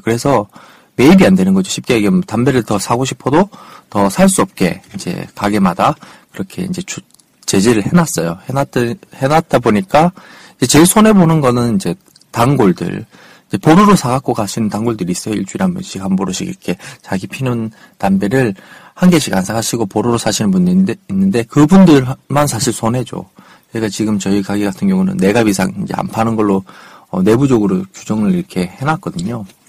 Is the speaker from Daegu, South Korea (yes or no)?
yes; Daegu, South Korea; moved away; 원래 이제 고향이 대구잖아요. 대구에서 올라와서 4년 정도 이 아파트, 이 동네에서 살았는데